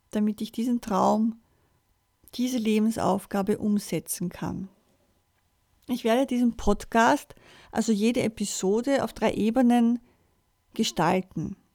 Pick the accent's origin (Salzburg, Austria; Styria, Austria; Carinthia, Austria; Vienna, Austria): Vienna, Austria; Ich bin am 25. April 1963 geboren und in Wien aufgewachsen. Mit meinen Eltern und meinen zwei Schwestern habe ich in einer Wohnung gewohnt, in Wien, direkt an einem Kirchenplatz